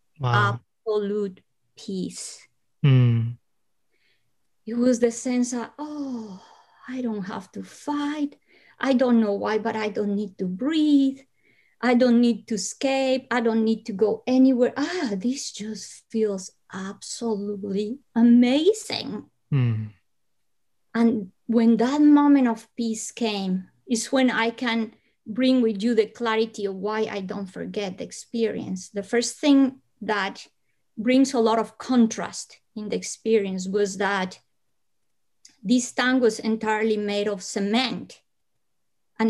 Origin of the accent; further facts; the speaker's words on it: Bogotá, Bogotá Capital District, Colombia; because I was born in Colombia, I come from hot weather country, but I was born in Bogota, high up in the Andes.